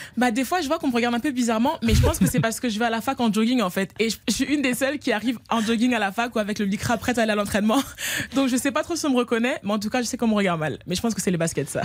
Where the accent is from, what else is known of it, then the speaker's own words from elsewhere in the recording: France; je suis française